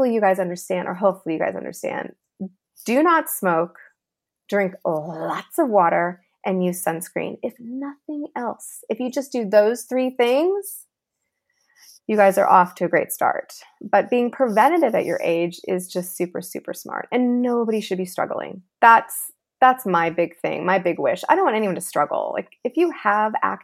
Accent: Los Angeles, California, United States; I grew up here in Los Angeles.

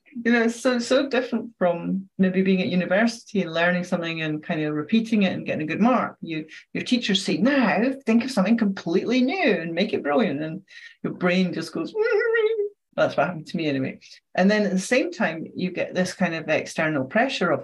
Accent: Scotland, United Kingdom; I'm Scottish

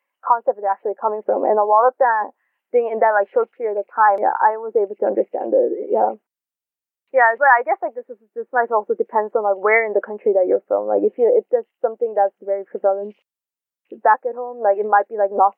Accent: South Korea; moved away; growing up in Korea where sexual education is not widely done

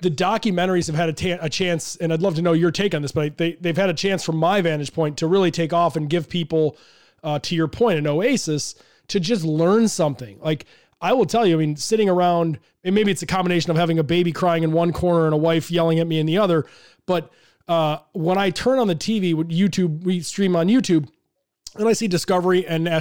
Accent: Chicago, Illinois, United States; I'm from Chicago, live in Chicago. So, was there for the Jordan days.

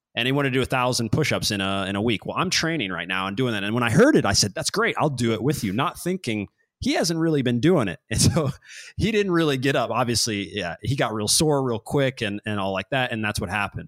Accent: Kansas City, United States; I'm from Kansas City

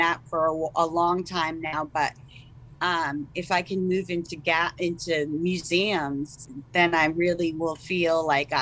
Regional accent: Westport, Massachusetts, United States; my hometown at in Westport, Massachusetts.

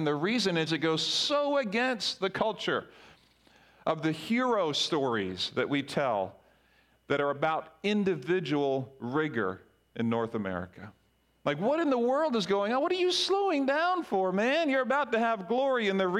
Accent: Grenada; whether you're American or from Yap or where I grew up in Grenada or Barbados

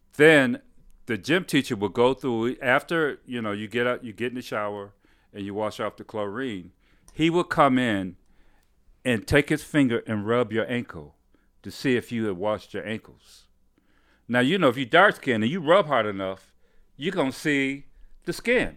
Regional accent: Detroit, Michigan, United States; also born or lived in Highland Park, Michigan; I grew up in, uh, Detroit, Michigan.

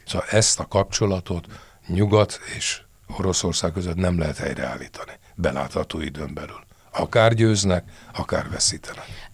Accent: Budapest, Hungary; Első kerület. Krisztina város.

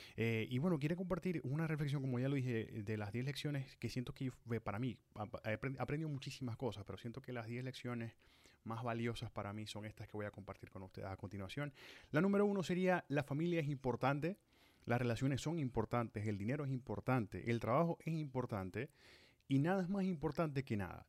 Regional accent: Maracaibo, Zulia, Venezuela; moved away as an adult; cumplo 10 años de haber salido de Maracaibo, de haber salido de Venezuela, de mi tierra natal

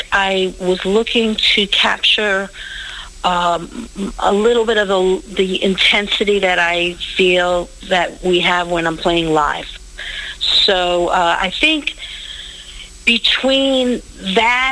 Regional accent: New York City, New York, United States; I'm born and raised in Brooklyn, New York.

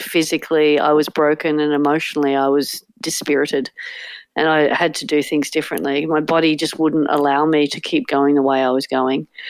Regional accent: Sydney, New South Wales, Australia; growing up on Manly Beach with a beach loving family

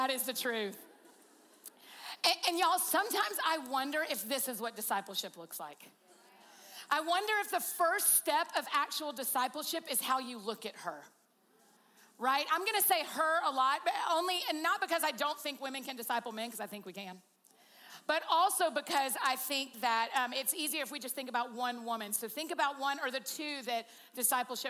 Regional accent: Georgia, United States; I'm from Georgia and that's what we

